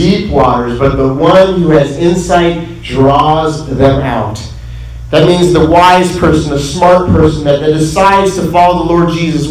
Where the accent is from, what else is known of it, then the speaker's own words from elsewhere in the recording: Midwest, United States; I was born in the Midwest